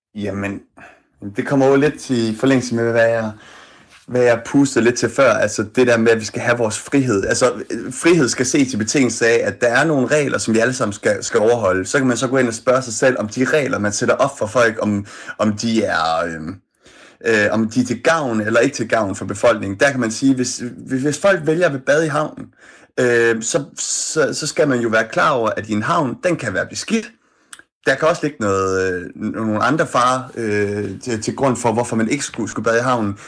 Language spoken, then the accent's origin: Danish; Odense, Southern Denmark, Denmark; jeg er selv fra Odense